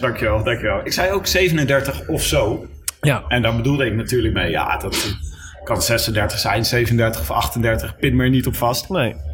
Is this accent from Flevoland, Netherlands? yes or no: no; Leiden, South Holland, Netherlands; ik kom zelf uit Leiden.